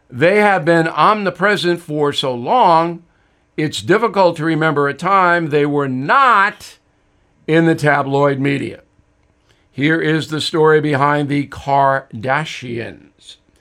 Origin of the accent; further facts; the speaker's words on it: United States; as an American citizen